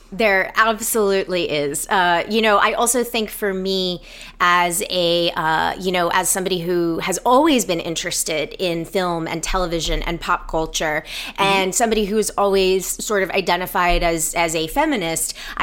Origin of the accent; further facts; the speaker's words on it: Atlanta, Georgia, United States; moved away as an adult; now in Los Angeles, United States; I am from Atlanta originally and um, have been living in Los Angeles for. This will be my 15 year anniversary